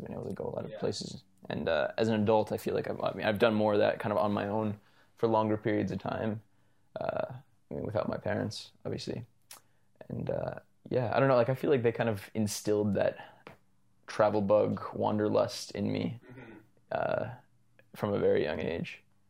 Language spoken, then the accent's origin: English; Calgary, Alberta, Canada; I was born here in Calgary. Yeah. Born and mostly raised. Actually entirely raised.